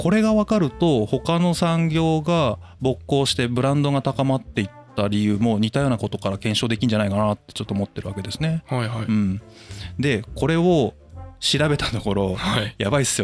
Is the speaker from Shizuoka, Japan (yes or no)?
yes; Shizuoka, Japan; 僕ら静岡県民はそう思うんですけど